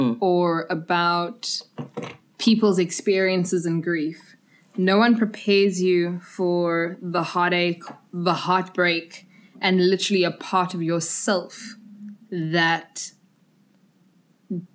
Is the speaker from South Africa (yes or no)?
yes; South Africa; also born or lived in Zimbabwe / Scotland; I'm Zimbabwean born, raised in South Africa.